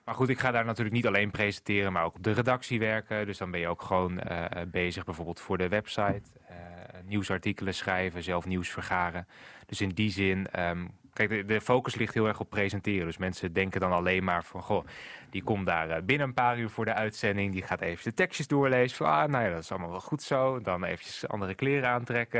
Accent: Groningen, Netherlands; also born or lived in Haren / Noordlaren; Ik ben geboren uit AZG, toen nog, UMCG dus, in het ziekenhuis in Groningen. En toen woonden we nog in Haren, toen naar Noord-Laren verhuisd en nu weer terug in Groningen.

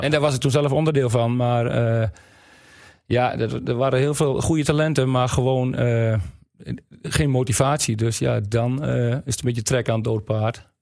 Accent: Wapserveen, Drenthe, Netherlands; Ik kom uit Wapsveen

